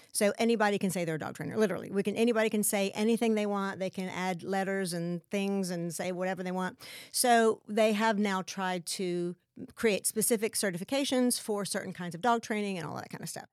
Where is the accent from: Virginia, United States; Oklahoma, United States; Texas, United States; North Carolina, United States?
Texas, United States; West; moved away as an adult; also born or lived in Lubbock / San Marcos / New York City / California; I'm from West Texas